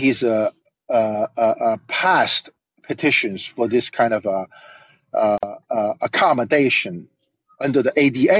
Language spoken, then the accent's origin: English; Delaware, United States; I'm from Delaware.